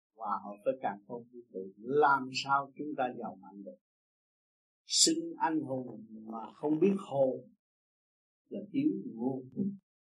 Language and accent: Vietnamese; Vietnam; tôi là người Việt Nam